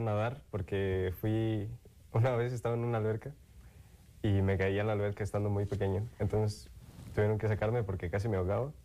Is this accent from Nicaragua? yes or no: no; Morelia, Michoacán, Mexico; soy de aquí, de Morelia